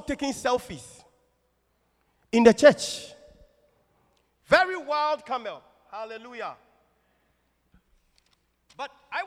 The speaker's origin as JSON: {"language": "English", "town": "Kumasi", "region": "Ashanti", "country": "Ghana", "said": "I'm from Kumasi, typical Ashanti man. There's no water near me"}